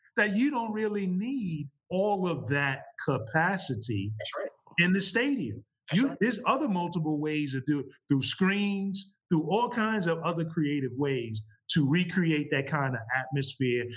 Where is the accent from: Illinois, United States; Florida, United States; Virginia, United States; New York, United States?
New York, United States; New York City; I grew up playing ball uh, growing up in New York City